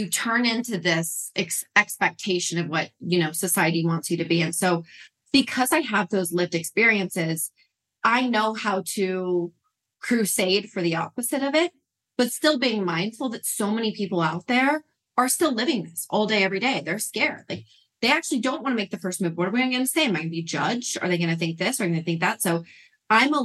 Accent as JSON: {"language": "English", "region": "Utah", "country": "United States", "tie": "born or raised there", "said": "I was raised in Mormon, Utah with a very Jewish father and a Catholic mother"}